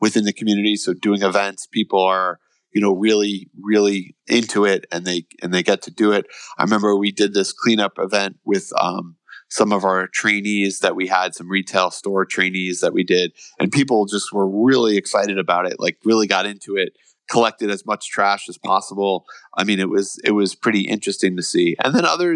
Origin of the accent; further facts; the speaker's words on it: United States; we as Americans